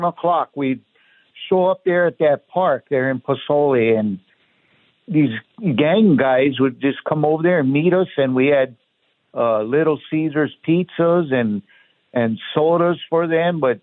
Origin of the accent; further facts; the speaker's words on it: Kailua, Hawaii, United States; moved away as an adult; now in Buckeye, United States; I was born and raised in Honolulu, Hawaii, in a town called Kailua over the mountain on the countryside.